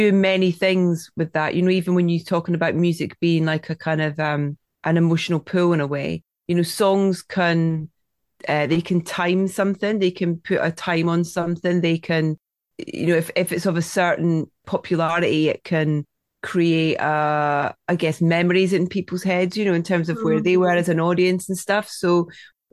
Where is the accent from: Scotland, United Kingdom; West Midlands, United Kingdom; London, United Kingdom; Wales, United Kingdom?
Scotland, United Kingdom; I'm Scottish.